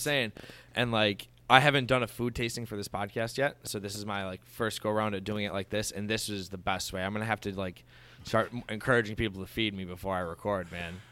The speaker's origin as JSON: {"language": "English", "town": "Dunkirk", "region": "New York", "country": "United States", "moved": "yes", "lives_now": "Buffalo, United States", "said": "I'm from Dunkirk, Fredonia, which is as, pretty much as small town as you can get in Western New York"}